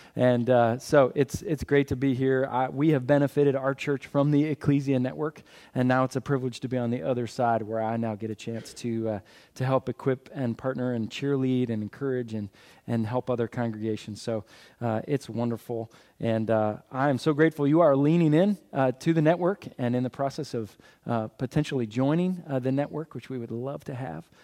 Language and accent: English; Philadelphia, Pennsylvania, United States; I'm from Philadelphia.